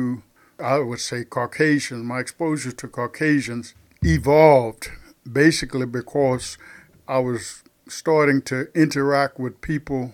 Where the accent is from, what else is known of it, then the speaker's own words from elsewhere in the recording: South Texas, United States; accent: southern; I am from South Texas, and those on the podcast can probably pick up on my southern accent